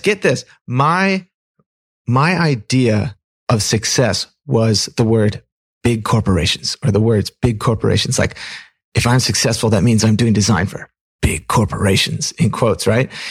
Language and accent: English; Pacific Northwest, United States; also born or lived in Fremont, California; when I was three, we moved up to the Pacific Northwest.